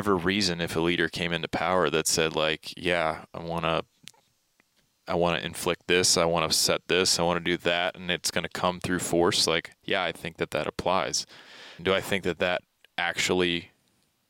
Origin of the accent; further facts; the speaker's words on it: Baltimore, Maryland, United States; moved away; I grew up in Baltimore, Maryland. So those were my youngest years